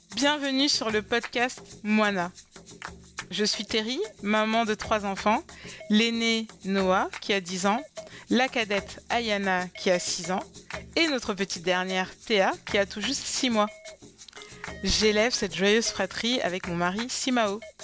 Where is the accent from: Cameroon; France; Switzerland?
Cameroon; mon pays d'origine, le Cameroun